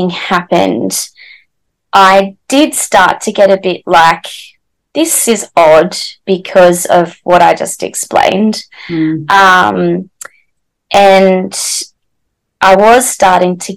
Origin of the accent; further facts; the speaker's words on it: Newcastle, New South Wales, Australia; I'm from Newcastle in New South Wales, Australia.